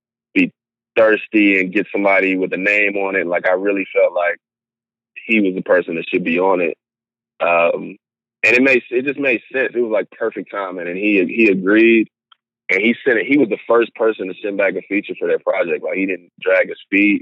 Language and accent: English; Houston, Texas, United States; I was born and raised in Houston, Texas, the south side of Houston, Texas, to be exact